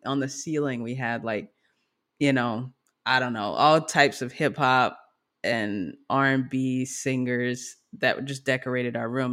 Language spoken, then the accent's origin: English; Grand Prairie, Texas, United States; We're from Grand Prairie, Texas